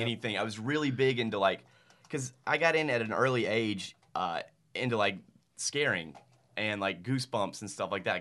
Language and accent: English; Starkville, Mississippi, United States; I am from Starkville. Uh, it is the judicial seat of Octibaha County